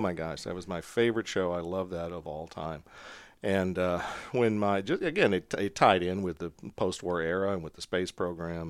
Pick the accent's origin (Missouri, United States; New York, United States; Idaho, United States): Missouri, United States; Montgomery City; I'm from a very small town in Missouri called Montgomery City, and it is, I grew up on a farm, really